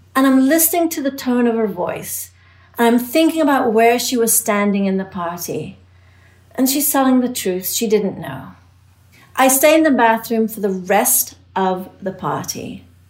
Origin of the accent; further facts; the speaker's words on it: England, United Kingdom; moved away; I was an immigrant growing up in England.